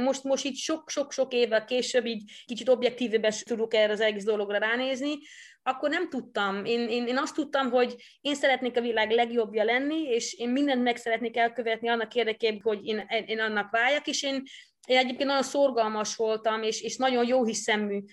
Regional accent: Netherlands; first language Dutch; Hungarian is a second language; now in Hungary; eredetileg Hollandiába származom, ott születtem is, ott nőttem is föl

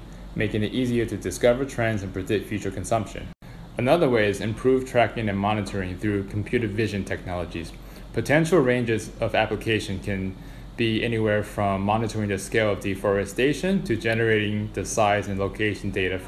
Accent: Washington, District of Columbia, United States; moved away as an adult; now in London, United Kingdom; I would travel from Washington, D.C., where I'm from, to Indiana

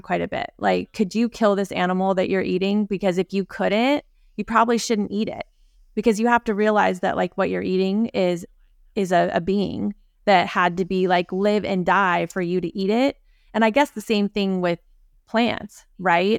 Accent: Aptos, California, United States; I grew up in, in Aptos

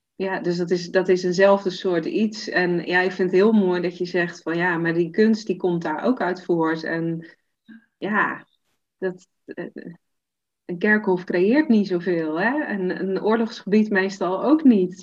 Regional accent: Zeeland, Netherlands; ik kom uit Zeeland, klein dorpje, dus iedereen kent elkaar.

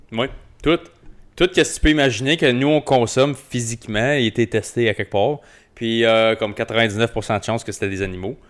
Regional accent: Rockland, Ontario, Canada; j'ai grandi à Rockland

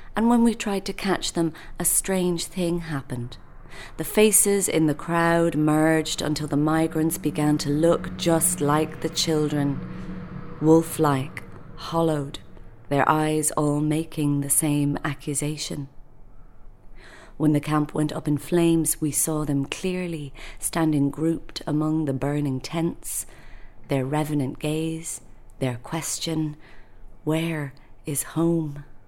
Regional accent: Dublin, Leinster, Ireland; I'm a poet from Dublin

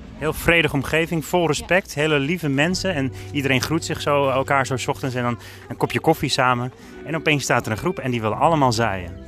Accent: Alkmaar, North Holland, Netherlands; ik kom uit Alkmaar

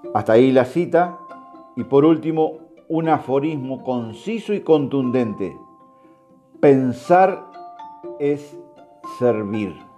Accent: Uruguay; also born or lived in Cuba; Soy un uruguayo cubano, mis nueve años en suelo cubano

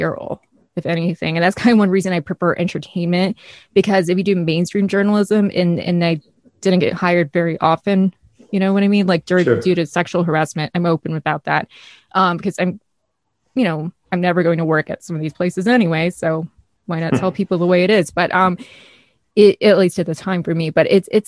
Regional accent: Midwest, United States; accent: northern state / Midwestern; I'm American, like from a northern state, to come off a little bit rough how I speak

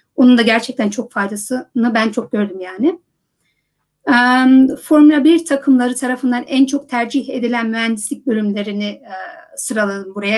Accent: Netherlands; moved away as an adult; also born or lived in United States; Hollanda'da doğdum büyüdüm

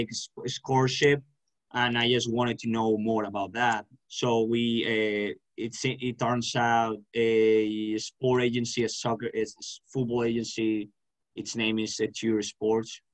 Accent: Valencia, Valencian Community, Spain; I'm from Valencia, Spain

